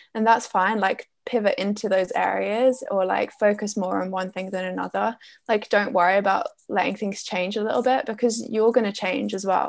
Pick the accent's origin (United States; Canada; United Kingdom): United Kingdom; Essex, East of England; I'm from Essex in the UK